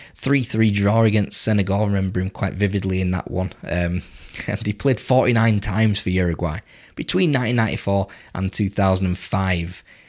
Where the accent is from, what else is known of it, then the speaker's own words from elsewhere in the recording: England, United Kingdom; I am English